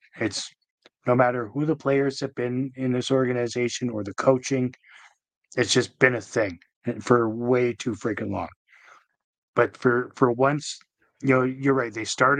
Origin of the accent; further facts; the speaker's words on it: Vancouver, British Columbia, Canada; And it pains me to say that because how I came from Vancouver